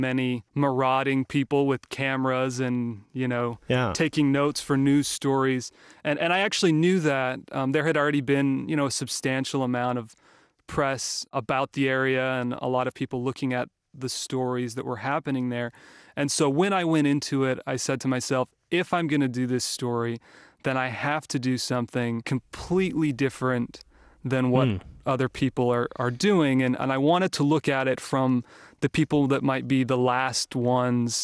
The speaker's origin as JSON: {"language": "English", "town": "St. George", "region": "Utah", "country": "United States", "tie": "born or raised there", "said": "my hometown of St. George, Utah"}